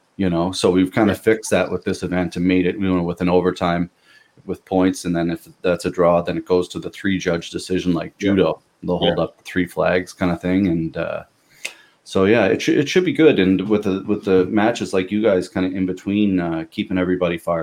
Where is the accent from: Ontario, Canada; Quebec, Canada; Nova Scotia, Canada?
Nova Scotia, Canada; Pictou; now in Halifax, Canada; I'm from Pictou